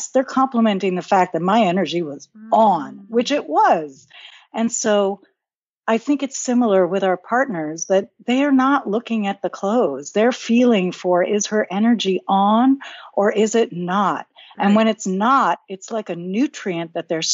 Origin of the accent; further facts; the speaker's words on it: New York, United States; I'm a New Yorker